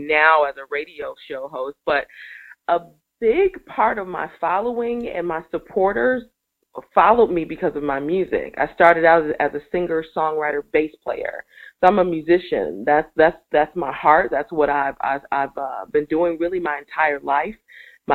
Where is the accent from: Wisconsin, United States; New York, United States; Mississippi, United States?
Wisconsin, United States; Milwaukee; moved away as an adult; also born or lived in Atlanta / California; in February of 2006, I came back home, and I'm an only child, you know, so I needed to come back to my family